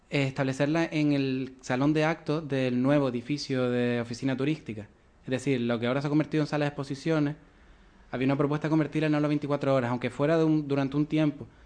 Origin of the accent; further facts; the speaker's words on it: Arucas, Canary Islands, Spain; yo que soy de Cardones, barrios más cercanos a Las Palmas